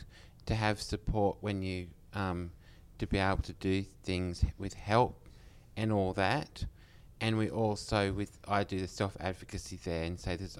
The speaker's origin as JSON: {"language": "English", "town": "Batemans Bay", "region": "New South Wales", "country": "Australia", "said": "I'm from Batemans Bay"}